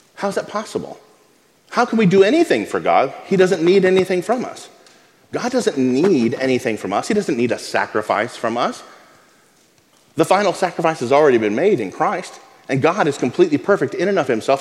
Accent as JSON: {"language": "English", "town": "Abilene", "region": "Texas", "country": "United States", "tie": "born or raised there", "said": "When I was a kid, I grew up in West Texas, in Abilene."}